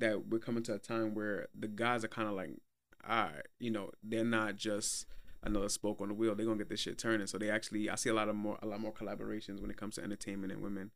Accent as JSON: {"language": "English", "town": "Brooklyn", "region": "New York", "country": "United States", "said": "I'm from Brooklyn"}